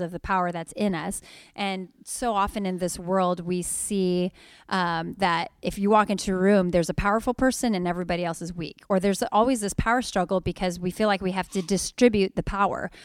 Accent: Sacramento, California, United States; I'm just from Sacramento

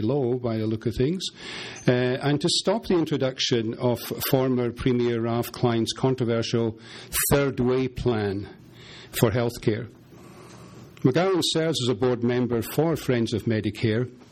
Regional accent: Scotland, United Kingdom; moved away; being a Scotsman.

